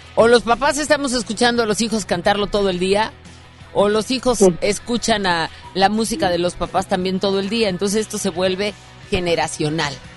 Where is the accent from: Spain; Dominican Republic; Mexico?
Mexico; Monterrey, Nuevo León; como regios